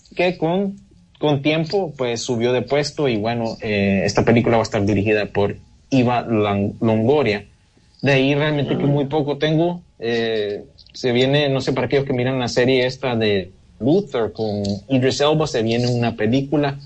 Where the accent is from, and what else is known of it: Honduras